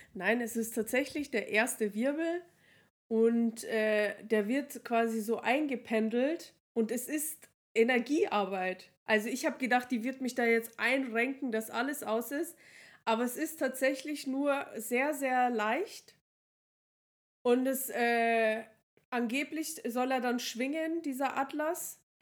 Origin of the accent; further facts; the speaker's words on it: Regensburg, Bavaria, Germany; bei uns in Regensburg